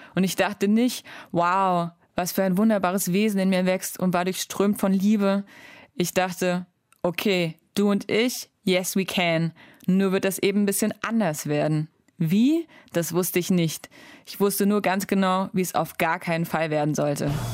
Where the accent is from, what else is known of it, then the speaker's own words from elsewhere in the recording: Germany; moved away as an adult; Eine Stunde später war ich in meinem Heimatdorf und da war es immer noch dunkel. Ich habe echt lange in meinem Kinderzimmer gesessen